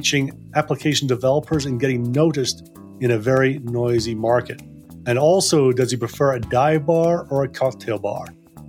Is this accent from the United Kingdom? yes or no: yes; Edinburgh, Scotland, United Kingdom; moved away as an adult; also born or lived in North Berwick; now in London, United Kingdom; Yeah, I was born in Edinburgh at a hospital that no longer exists. Your team will probably remember it as the Eastern General down in Leith. I grew up, spent a lot of time in North Berwick, just outside Edinburgh, and then most of my teenage years was in Edinburgh.